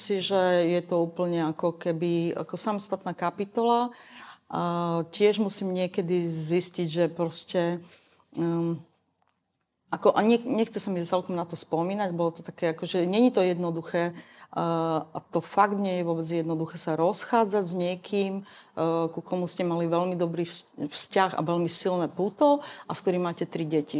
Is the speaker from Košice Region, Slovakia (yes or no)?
yes; Košice, Košice Region, Slovakia; v tom mojom rodnom meste v Košiciach